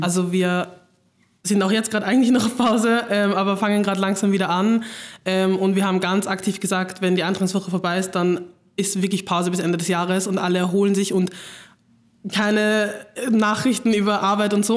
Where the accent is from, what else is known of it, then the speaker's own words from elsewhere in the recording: Vienna, Austria; ich komme einfach aus Wien, komme aus Floridsdorf